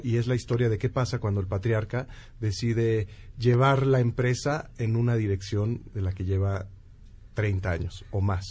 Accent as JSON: {"language": "Spanish", "country": "Mexico", "said": "como mexicanos, pues nos, vamos a, identificar porque es el mundo en el que vivimos"}